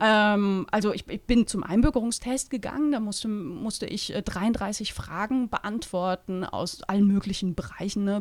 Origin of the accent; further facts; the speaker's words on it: Eastern Switzerland, Switzerland; Heimat ist schon der Ort, wo ich herkomme. Da fühle ich mich sehr verbunden, äh, nach wie vor. Ne? Das ist so mhm. ein kleiner Flecken Ostschweiz.